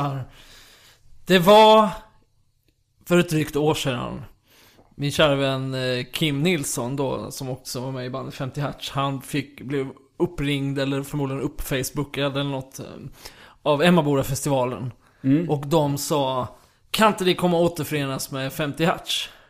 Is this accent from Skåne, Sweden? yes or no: yes; Kristianstad, Skåne, Sweden; i Kristianstad där jag växte upp